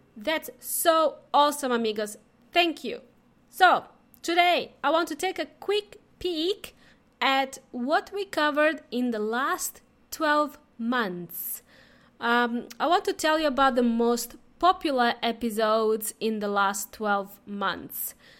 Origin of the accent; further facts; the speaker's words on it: Serbia; also born or lived in Melbourne, Australia; now in Adelaide, Australia; I am from, uh, Serbia